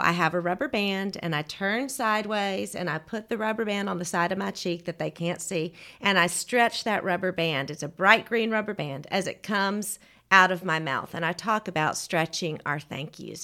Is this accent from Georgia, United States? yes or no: yes; Georgia, United States; moved away as an adult; also born or lived in Auburn, Alabama / Atlanta, Georgia / Crestline, Alabama; now in Birmingham, United States; I'm from Georgia. I grew up in Georgia